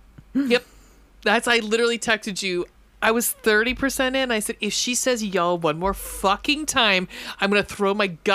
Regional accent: Texas, United States; I'm Texan. And not only do I speak and understand Southern

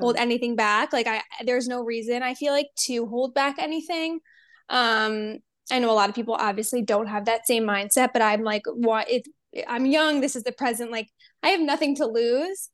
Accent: New Jersey, United States; moved away as an adult; also born or lived in Pennsylvania / Miami; I grew up in New Jersey

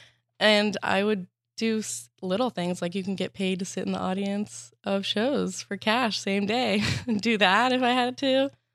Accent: Arizona, United States; moved away as an adult; also born or lived in Boston; now in Los Angeles, United States; I'm from Arizona

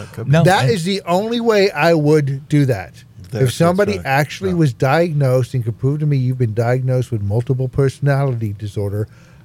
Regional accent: Scotland, United Kingdom; even though I'm Scottish

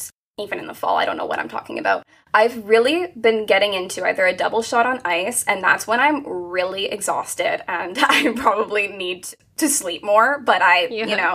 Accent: Hamilton, Ontario, Canada; also born or lived in Toronto area; I am from a small town just outside of Toronto. I'm about like a 45-minute drive. It's called Hamilton, right in Canada

